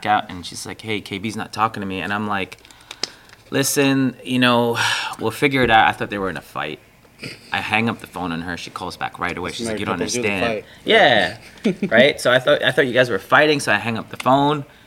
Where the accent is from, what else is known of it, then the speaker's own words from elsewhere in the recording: New York City, New York, United States; moved away as an adult; now in Miami, United States; born and raised in Brooklyn, mom was Filipino, dad was Pakistani.